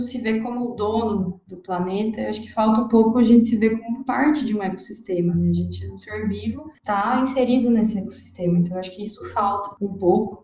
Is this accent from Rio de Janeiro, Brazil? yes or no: no; Rio Claro, São Paulo, Brazil; eu sou de Rio Claro